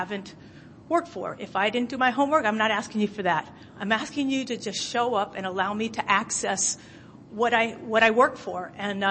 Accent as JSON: {"language": "English", "town": "San Francisco", "region": "California", "country": "United States", "tie": "born or raised there", "lives_now": "Oakland, United States", "said": "I was born and raised in San Francisco, California, but I actually live in Oakland, California now."}